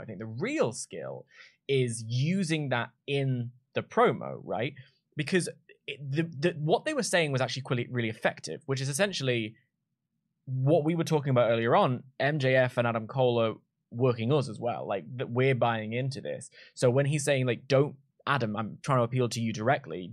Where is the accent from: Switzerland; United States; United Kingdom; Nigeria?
United Kingdom; London; I'm from London. There's seven million of us here.